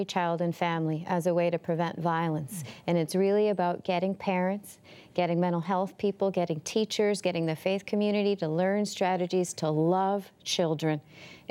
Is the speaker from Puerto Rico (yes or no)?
yes; Puerto Rico; moved away; also born or lived in Canada; I'm from Puerto Rico